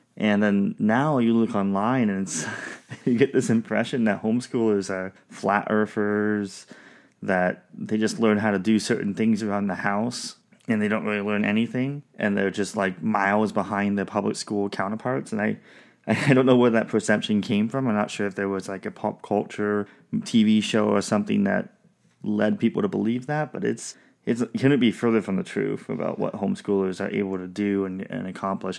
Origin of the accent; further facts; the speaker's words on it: Southwest Washington, United States; we grew up in Southwest Washington